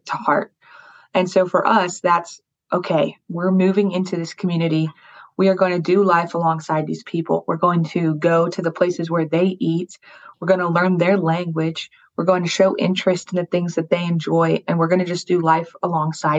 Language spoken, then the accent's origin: English; Colorado Springs, Colorado, United States; moved away as an adult; now in Rome, Italy; We moved from Colorado Springs, where we were born and raised, to Rome, to a big city